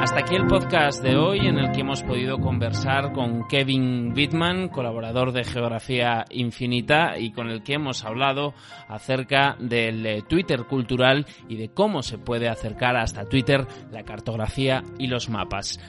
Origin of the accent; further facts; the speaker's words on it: Navarre, Spain; Yo soy navarro